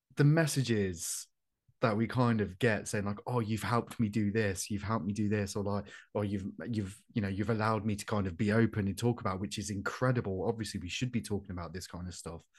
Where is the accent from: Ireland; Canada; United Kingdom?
United Kingdom; Coventry, West Midlands; I'm from Coventry